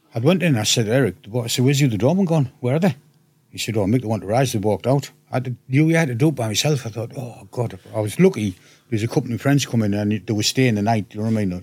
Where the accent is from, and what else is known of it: Hartlepool, North East England, United Kingdom